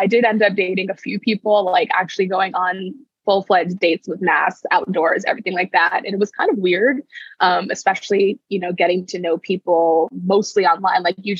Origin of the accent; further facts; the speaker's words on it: Northern Virginia, United States; moved away as an adult; also born or lived in Paris; Born and raised in Northern Virginia.